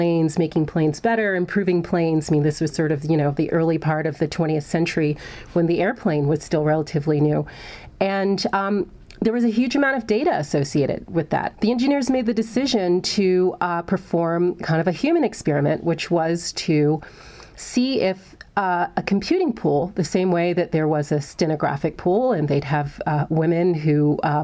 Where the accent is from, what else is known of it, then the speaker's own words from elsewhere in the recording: Hampton, Virginia, United States; I grew up in Hampton, Virginia